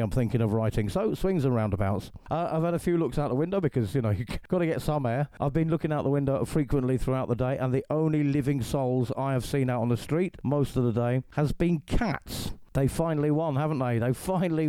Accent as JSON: {"language": "English", "region": "England", "country": "United Kingdom", "moved": "yes", "lives_now": "Calahonda, Spain", "said": "I'm an English actor, radio host"}